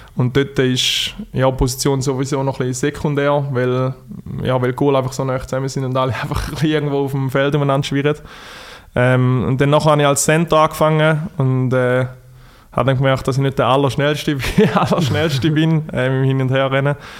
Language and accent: German; Thurgau, Switzerland; accent: Thurgau dialect; Thurgau gehört man eventuell an meinem Dialekt.